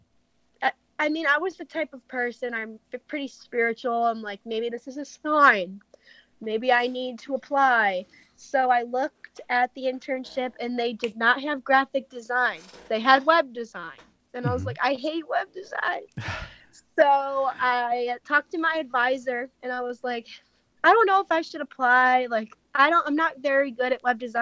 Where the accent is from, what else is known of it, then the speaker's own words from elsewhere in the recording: Elmira, New York, United States; moved away as an adult; now in Richmond, United States; I'm from Elmira, New York. So I'm from upstate New York